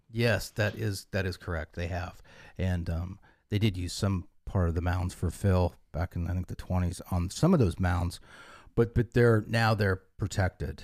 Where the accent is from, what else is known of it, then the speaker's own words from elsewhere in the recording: western Nebraska, United States; now in Captiva, United States; It was western Nebraska on the edge of the sand hills.